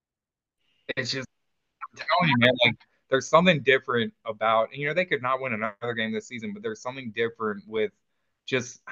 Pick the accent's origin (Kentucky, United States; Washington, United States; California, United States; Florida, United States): Kentucky, United States; Northern; I grew up in Northern Kentucky